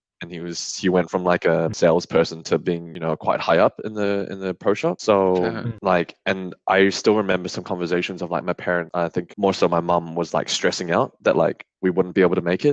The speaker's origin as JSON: {"language": "English", "country": "New Zealand", "tie": "born or raised there", "moved": "as an adult", "lives_now": "Australia", "said": "I moved to New Zealand"}